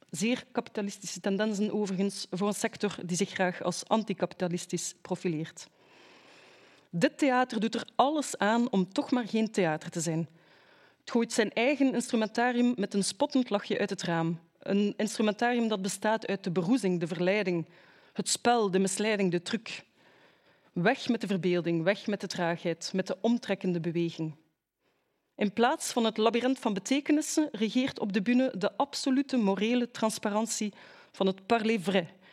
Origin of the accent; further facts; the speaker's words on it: Ghent, Flanders, Belgium; mijn thuisstad, het mooie Gent